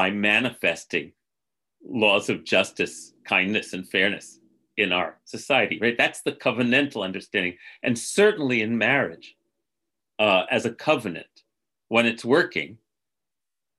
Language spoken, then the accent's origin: English; United States; the sacred covenant of being an American that I grew up to internalize